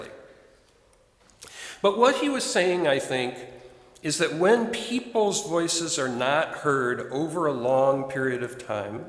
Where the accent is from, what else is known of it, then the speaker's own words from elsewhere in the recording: Chicago, Illinois, United States; moved away; my hometown, Chicago